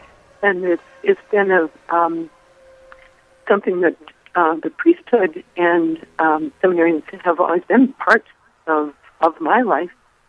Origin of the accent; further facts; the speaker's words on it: Dickinson, North Dakota, United States; I grew up in Dickinson, which is about 22 miles north, and from a family of 13 children. And we were always daily mass people, daily rosary people.